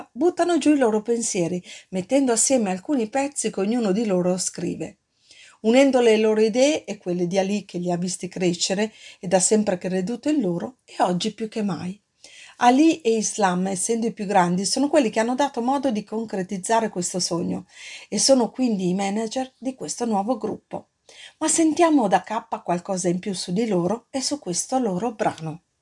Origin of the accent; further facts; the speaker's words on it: Milan, Lombardy, Italy; ma sai che anch'io provengo da Milano, no? e, e so che i quartieri a Milano, insomma, negli anni che furono sono stati un po' decimati